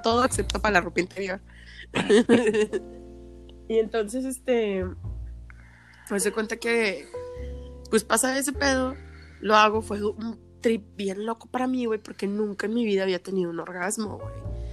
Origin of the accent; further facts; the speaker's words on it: Mexico; como mexicanos siempre hemos sido bien vale madres